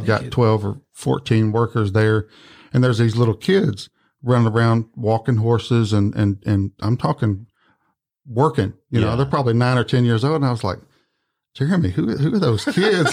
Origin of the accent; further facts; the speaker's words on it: Malden, Missouri, United States; moved away as an adult; also born or lived in Poplar Bluff, Missouri / Jonesboro, Arkansas; now in Memphis, United States; I'm from Malden, Missouri, or the Boot Hill of Missouri. Was born and raised